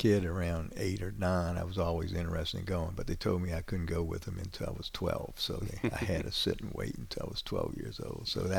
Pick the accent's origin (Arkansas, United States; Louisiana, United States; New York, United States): Louisiana, United States; New Orleans; now in North Shore, Louisiana, United States; I grew up in New Orleans.